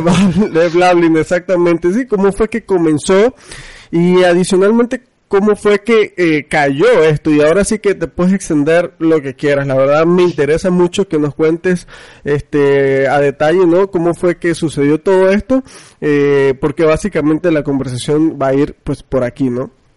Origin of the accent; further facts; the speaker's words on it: Venezuela; now in Mexico; yo soy venezolano, no sé si sabías, vivo en México, pero soy venezolano